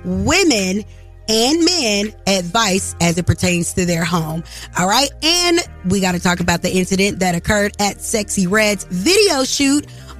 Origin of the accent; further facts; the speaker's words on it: Jonesboro, Georgia, United States; I am from Jonesboro, Georgia.